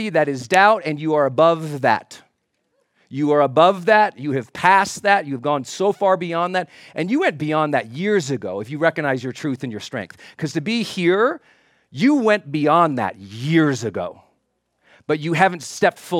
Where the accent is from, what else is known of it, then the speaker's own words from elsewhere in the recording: Montana, United States; growing up in Montana